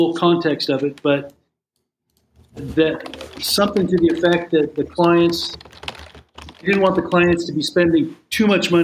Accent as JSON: {"language": "English", "country": "United States", "said": "I'm an American citizen"}